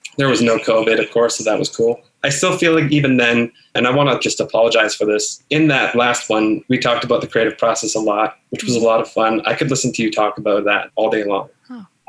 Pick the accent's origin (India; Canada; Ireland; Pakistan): Canada; don't necessarily identify as a Canadian, but if I had to answer that question point blank, I would say, I guess so. I've only ever lived here. I was born here.